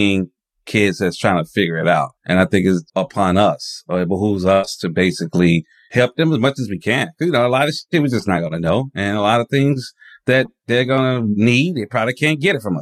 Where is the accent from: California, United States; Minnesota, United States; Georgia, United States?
Georgia, United States; Atlanta; a staycation in my hometown